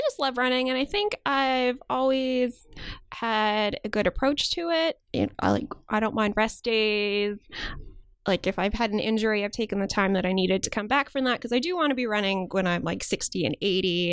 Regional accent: outside Chicago, Illinois, United States; moved away as an adult; also born or lived in Maryland / Pennsylvania; now in New York, United States; I grew up outside Chicago and I lived there until I went to college

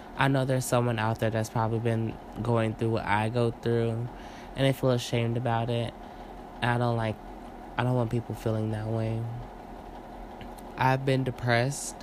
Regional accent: St. Louis, Missouri, United States; I'm from St. Louis. Born and raised

